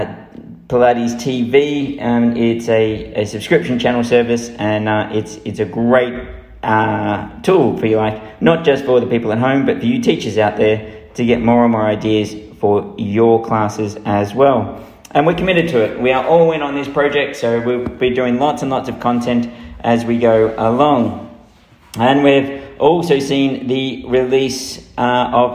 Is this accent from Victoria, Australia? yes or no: yes; Melbourne, Victoria, Australia; now in United Kingdom; in Melbourne, who are my hometown